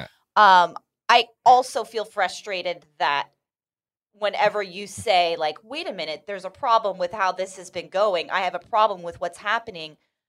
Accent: California, United States; Fun little perk of being a Californian.

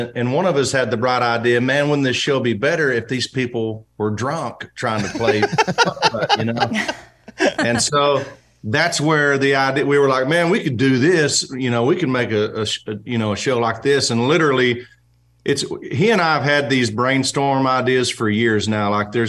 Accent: Oklahoma, United States; Nashville always just felt like where I would go to work, but it never felt like home to me. I'm just from Oklahoma

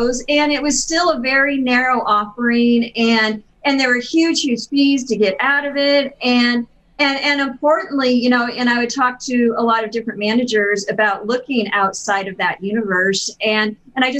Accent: Pendleton, Oregon, United States; I was born in Pendleton, Oregon

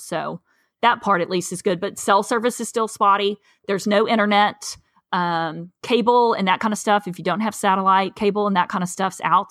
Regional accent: East Tennessee, United States; moved away as an adult; now in South Texas, United States; I'm from East Tennessee, um, I, actually, I'm in a county that, w, in a, from a county that borders Alabama and Georgia

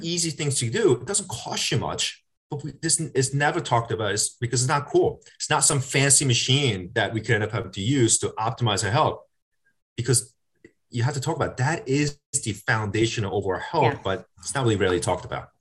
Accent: South Korea; now in United States; I'm a Korean American. I grew, I was born in South Korea.

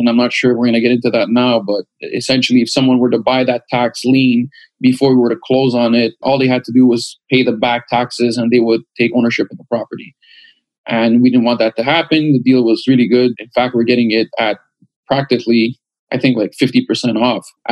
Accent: Canada; we're from Canada

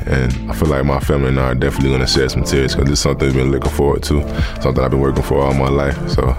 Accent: Gainesville, Florida, United States; also born or lived in Miami; I'm originally from Miami. You know, I spent the first half of my life there with all my family. And later on, we moved to Gainesville. So growing up in Gainesville, playing for the University of Florida

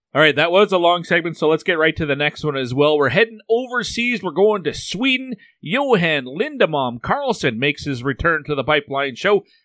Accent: Canada; I'm Canadian

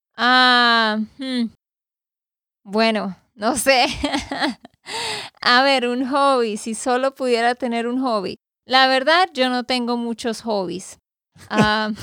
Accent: Santander, Colombia; de Santander, Colombia

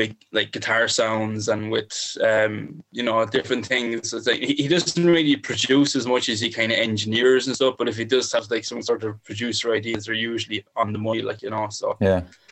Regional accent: Ireland; now in Bagenalstown, Ireland; my hometown of Tye, which is down the road

